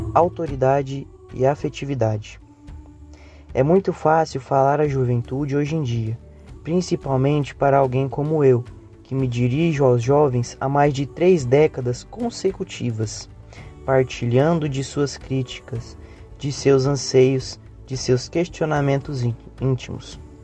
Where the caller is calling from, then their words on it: Goiânia, Goiás, Brazil; eu sou de Goiânia e falo do Centro Espírita Caridade e o Caminho